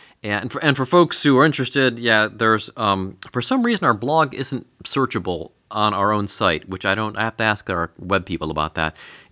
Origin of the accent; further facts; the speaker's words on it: Pittsburgh, Pennsylvania, United States; Because I think the guys I grew up with in Pittsburgh, if that had been the situation in Pittsburgh, they probably would have supported both teams